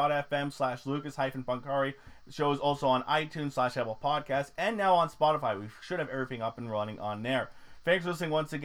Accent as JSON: {"language": "English", "country": "Canada", "said": "I'm Canadian"}